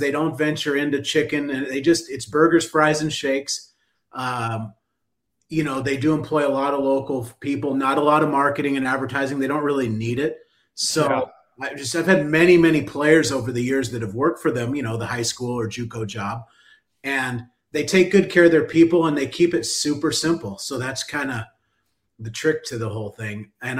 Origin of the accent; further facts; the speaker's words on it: California, United States; now in Southern United States; I'm a transplant from California. So the whole slaw and fried chicken thing was relatively new for me in the volume that we have it here in the beautiful Southern United States.